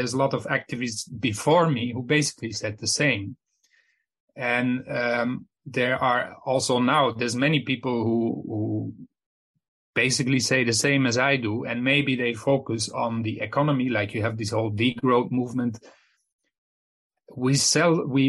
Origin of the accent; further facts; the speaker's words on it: Flanders, Belgium; I'm from Belgium, which is just next to Netherlands. I mean, my hometown is 30 kilometers from the Netherlands, and they speak the same language.